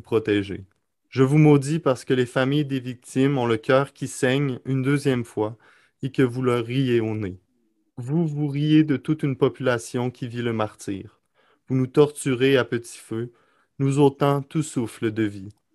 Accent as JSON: {"language": "French", "town": "Quebec City", "region": "Quebec", "country": "Canada", "tie": "born or raised there", "also_born_or_lived": "Lebanon / Rome", "said": "Je suis en direct euh, de Québec, ma ville, ma ville natale"}